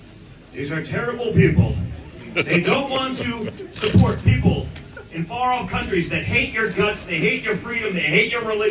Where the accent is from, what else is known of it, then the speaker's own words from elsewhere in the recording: New York, United States; but I'm from New York